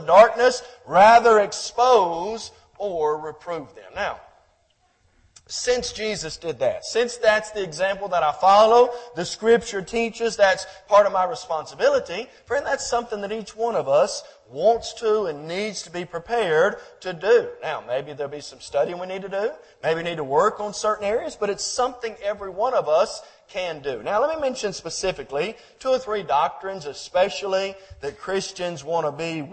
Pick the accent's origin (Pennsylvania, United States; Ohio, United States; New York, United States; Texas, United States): Texas, United States; Groveton; my hometown of Groveton, Texas, East Texas